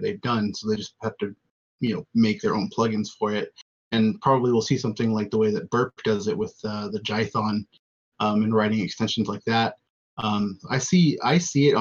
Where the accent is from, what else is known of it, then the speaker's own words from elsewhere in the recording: United States; especially as an American